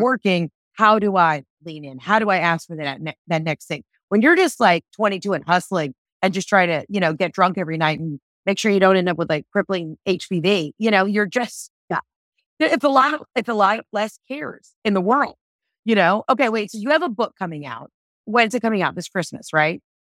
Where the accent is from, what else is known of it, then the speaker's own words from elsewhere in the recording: the South, United States; I'm from the South